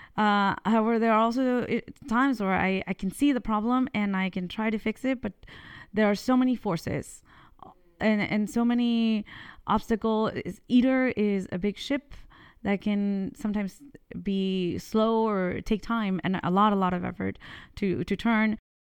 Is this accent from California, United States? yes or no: yes; California, United States; moved away as an adult; also born or lived in Mexico; now in France; I was born in, uh, Mexico, but I was raised in California